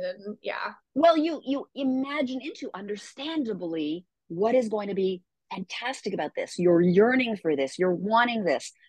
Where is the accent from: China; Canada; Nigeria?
Canada; moved away; I'm from Canada originally